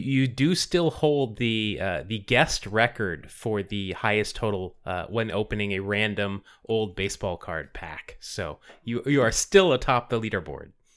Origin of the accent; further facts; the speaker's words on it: Bay Area, California, United States; moved away as an adult; I'm originally from the Bay Area